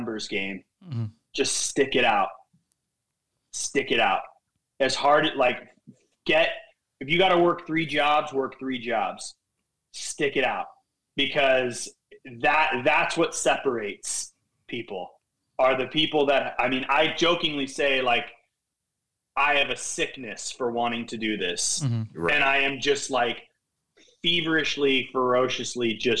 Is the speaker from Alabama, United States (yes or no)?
no; Northern California, United States; I grew up in Northern California